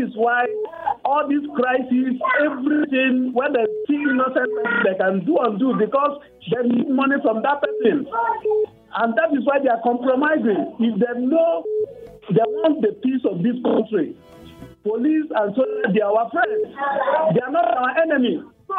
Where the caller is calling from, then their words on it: Apata, Oyo, Nigeria; from Apata.